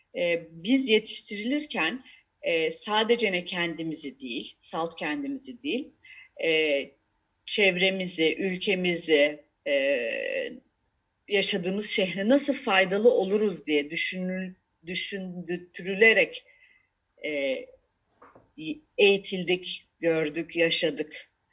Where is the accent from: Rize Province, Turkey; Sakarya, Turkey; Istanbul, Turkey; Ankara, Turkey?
Istanbul, Turkey; moved away as an adult; also born or lived in England; now in Antakya, Turkey; ben İstanbulluyum. Ee, İstanbul'un e, İstanbul'da doğdum. Ee, or, İstanbul'da okudum.